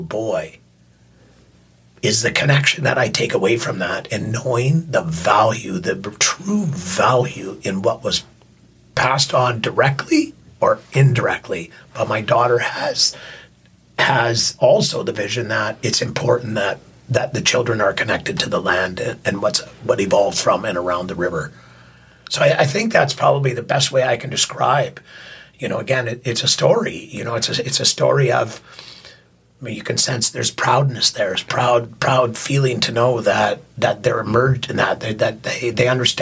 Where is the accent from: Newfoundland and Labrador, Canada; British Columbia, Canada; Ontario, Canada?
British Columbia, Canada; Yarrow; Yarrow, where I grew up a lot in Yarrow. I spent a lot of time in Yarrow.